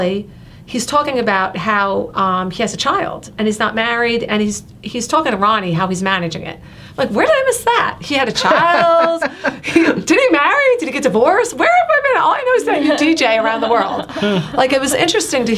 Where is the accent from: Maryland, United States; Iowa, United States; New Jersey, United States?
New Jersey, United States; I'm born and bred in New Jersey